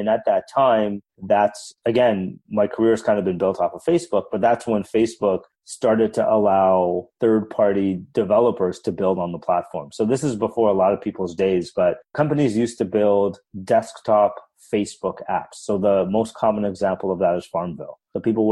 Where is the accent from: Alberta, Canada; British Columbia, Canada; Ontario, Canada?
Ontario, Canada; Toronto; moved away as an adult; also born or lived in Waterloo / Palo Alto; from Canada, born and raised in Toronto.